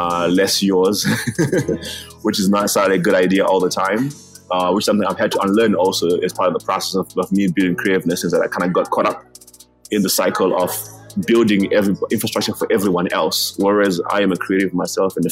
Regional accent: Zimbabwe; also born or lived in Malawi; now in South Africa; I'm a foreigner in South Africa right now. I was born in Zimbabwe. I'm half Malawian, half Zimbabwean already. So I was already a foreigner back in Zimbabwe already

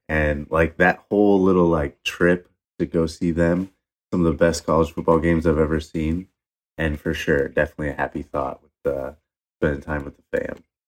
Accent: Michigan, United States; I grew up in Michigan, but, um, my dad side of the family is from West Virginia

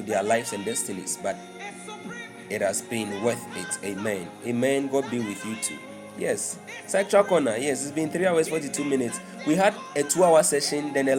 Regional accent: Tema, Greater Accra, Ghana; Tema. Okay, that's where I live. That's where I come from, actually. That's where I live.

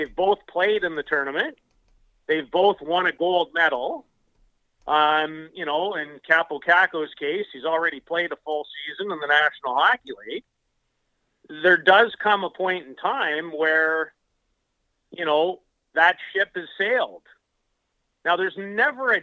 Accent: Canada; as a Canadian guy through and through

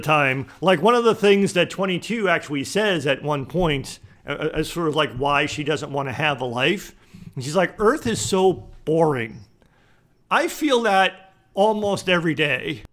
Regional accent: East Coast, United States; moved away; I grew up on the East Coast, so I grew up very close to the ocean

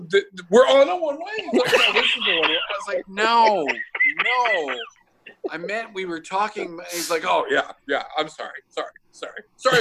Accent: Schaumburg, Illinois, United States; And then I'm from Schaumburg, and I didn't know you could turn left on a one way.

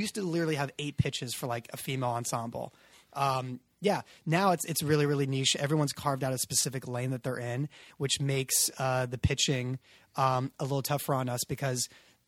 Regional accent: Agoura Hills, California, United States; No. See, I grew up in Agoura Hills.

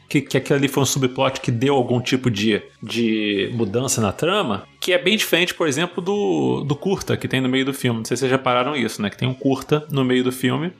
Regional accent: Los Angeles, California, United States; moved away; also born or lived in Brazil; eu nasci em São Fernando Valley

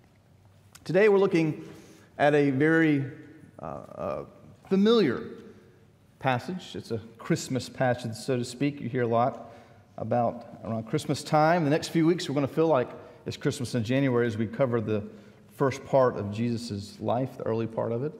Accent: Columbia, South Carolina, United States; growing up in Columbia

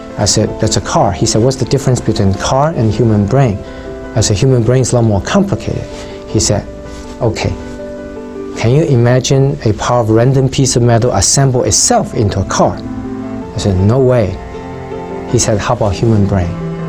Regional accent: China; So I grew up in China as atheist and during what they call Cultural Revolution.

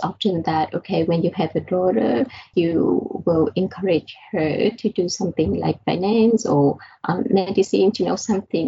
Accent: Vietnam; moved away; I was born in Vietnam, and in fact, my dad, he worked at a university, and I got the chance to go to the lab with him.

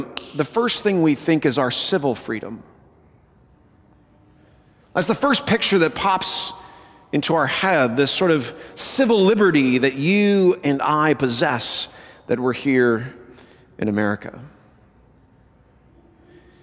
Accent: Colorado, United States; moved away; I grew up in Colorado, as most of you know

